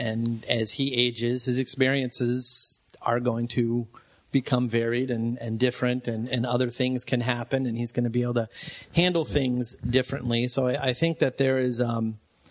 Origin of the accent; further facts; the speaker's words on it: Florida, United States; I'm from Florida